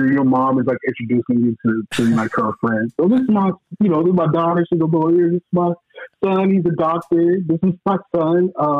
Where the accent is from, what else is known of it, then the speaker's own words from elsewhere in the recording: Omaha, Nebraska, United States; also born or lived in Detroit, Michigan; So, I'm originally from Detroit. But I grew up in Omaha, Nebraska.